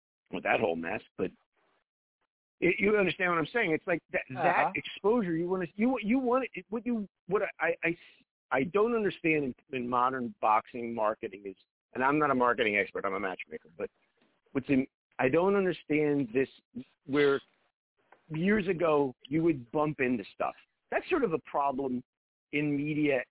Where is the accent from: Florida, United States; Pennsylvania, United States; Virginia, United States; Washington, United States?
Pennsylvania, United States; Philadelphia; I'm from Philadelphia, which is a boxing town